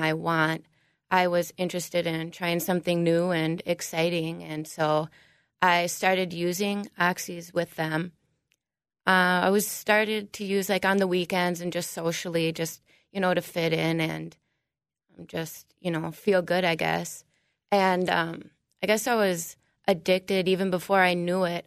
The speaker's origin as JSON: {"language": "English", "town": "New Prague", "region": "Minnesota", "country": "United States", "said": "I'm from New Prague."}